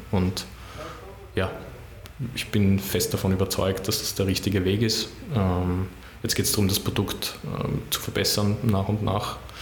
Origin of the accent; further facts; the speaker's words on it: Baden, Lower Austria, Austria; now in Vienna, Austria; Ich fühle mich als echter Wiener, auch wenn ich ähm, sehr gerne in Baden aufgewachsen bin, aber jetzt bin ich schon lange in Wien und ich bin ein Wiener